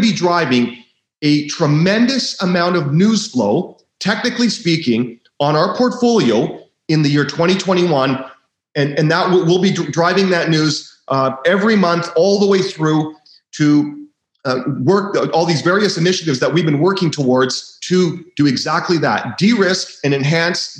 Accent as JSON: {"language": "English", "town": "Vancouver", "region": "British Columbia", "country": "Canada", "tie": "born or raised there", "said": "I was born in Vancouver, and it is a world capital of people that speculate in junior mining shares."}